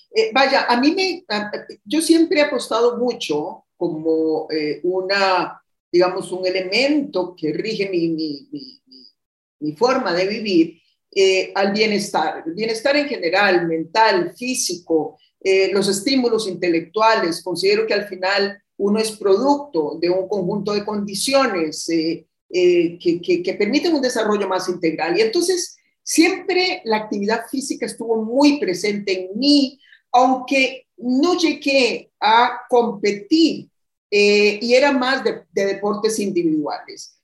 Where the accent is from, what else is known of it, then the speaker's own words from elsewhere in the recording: Costa Rica; estoy precisamente en mi país, donde tomé un descanso